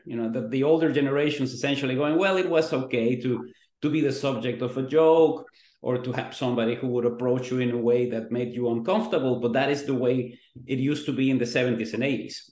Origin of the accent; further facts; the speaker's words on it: Mexico; now in Vancouver, Canada; I grew up in Mexico